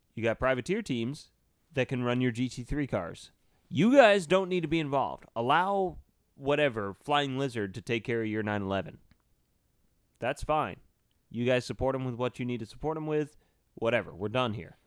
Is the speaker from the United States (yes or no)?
yes; United States; as an American